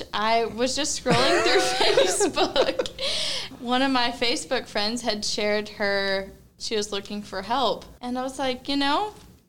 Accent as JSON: {"language": "English", "region": "North Texas", "country": "United States", "also_born_or_lived": "New Mexico / Louisiana", "said": "I moved back to North Texas. That's where my family's from. It's a whole rodeo family."}